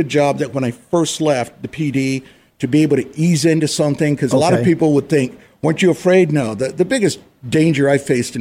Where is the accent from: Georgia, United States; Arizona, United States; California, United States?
Arizona, United States; Phoenix; I grew up here in Phoenix, born and raised here in Phoenix, Arizona